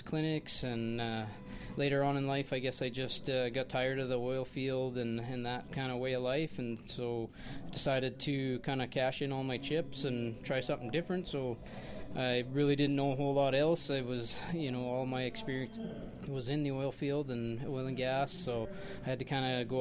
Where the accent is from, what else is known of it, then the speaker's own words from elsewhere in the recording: Saskatchewan, Canada; moved away as an adult; also born or lived in Fort St. John, British Columbia; I was born and raised in Saskatchewan